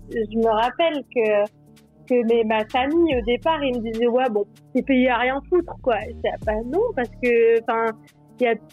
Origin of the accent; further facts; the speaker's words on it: Normandy, France; now in Switzerland; J'ai, euh, je, viens de Normandie de base.